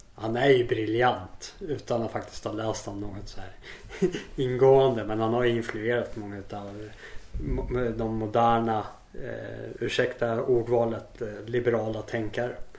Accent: Sweden; moved away; also born or lived in South Africa; jag är hemma i Sverige igen

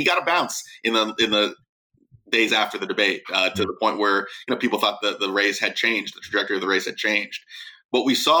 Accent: Virginia, United States; my home state of Virginia.

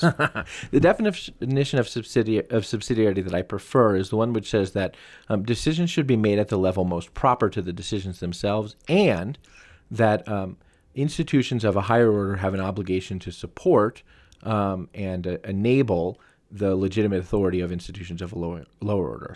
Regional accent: United States; I'm from America

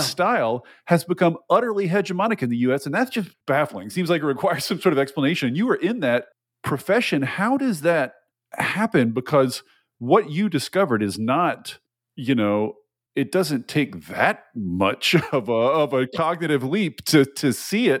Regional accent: Tennessee, United States; moved away; I'm, I'm from Tennessee originally

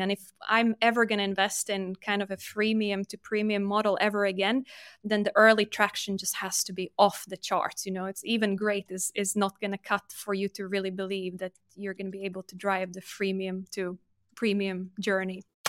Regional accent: Latvia; moved away as an adult; also born or lived in United Kingdom; I'm born and raised in Latvia, but was lucky enough to get a scholarship and study in the U K, so started my career there

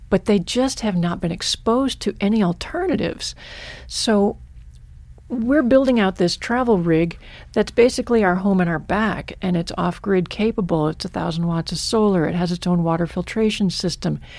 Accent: Michigan, United States; now in Stevensville, United States; my childhood was in Michigan

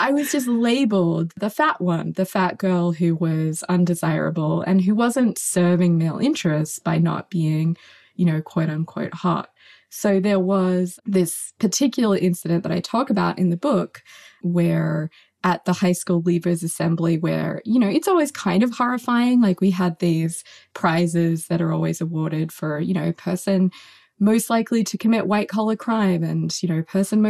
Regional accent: Australia; misogyny and fatphobia were kind of crucially interconnected and intersected in this really deep way back when I was growing up in Australia.

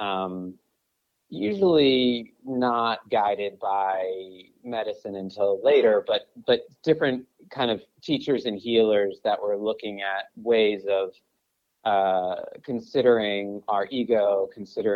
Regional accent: Brookline, Massachusetts, United States; now in Los Angeles, United States; I live in LA, but I'm originally from Brookline, Massachusetts. So I'm a New England guy.

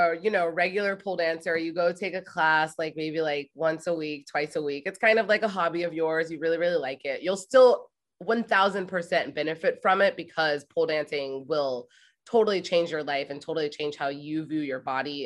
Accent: Ohio, United States; And I moved to New York City from Ohio. Like I graduated from Ohio State.

